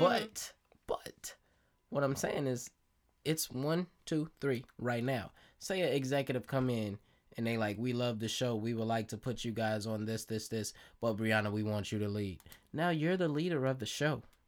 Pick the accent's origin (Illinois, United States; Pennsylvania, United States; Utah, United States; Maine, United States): Illinois, United States; Chicago; I am, I am from Chicago